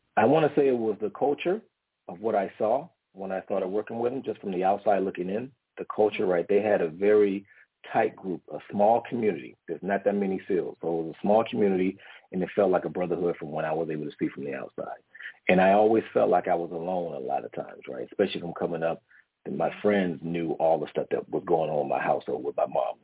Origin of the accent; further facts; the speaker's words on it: Washington, District of Columbia, United States; now in San Diego, United States; I'm originally from Washington, D.C., okay, okay, from the East Coast, East Coast native, but currently live in San Diego right now. Um, but I was raised with my grandmother.